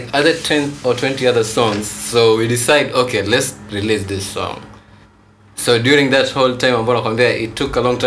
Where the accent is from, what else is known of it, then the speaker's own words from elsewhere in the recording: Mombasa County, Kenya; We are also people from Mombasa too